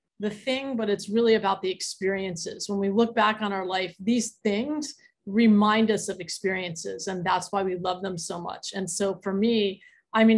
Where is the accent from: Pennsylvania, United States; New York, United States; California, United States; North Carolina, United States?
Pennsylvania, United States; Philadelphia; I'm from Philly too